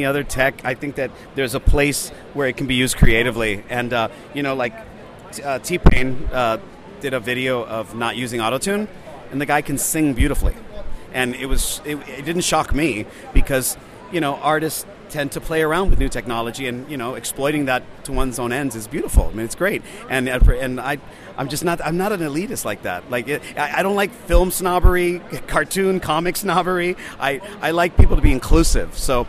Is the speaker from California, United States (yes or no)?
yes; San Francisco, California, United States; San Francisco. I was a nightclub DJ for 4 years professionally